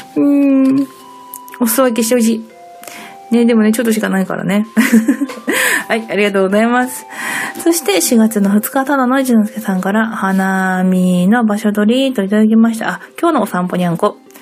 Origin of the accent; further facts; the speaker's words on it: Sapporo, Hokkaido, Japan; moved away; 私、札幌なんですけど